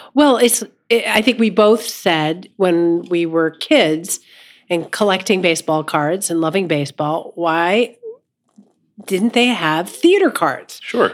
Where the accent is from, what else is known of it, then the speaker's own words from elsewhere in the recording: Los Angeles, California, United States; moved away; grew up in Los Angeles, uh, but my mom was from Pittsburgh